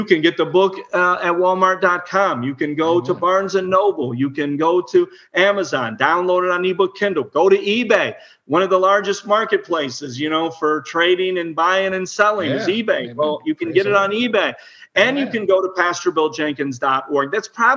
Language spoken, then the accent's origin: English; Illinois, United States; I was born in Illinois, so I know that area well.